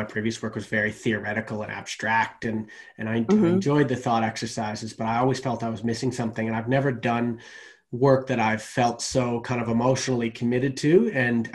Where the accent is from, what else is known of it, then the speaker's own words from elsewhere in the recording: Canada; moved away as an adult; now in Australia; I'm Canadian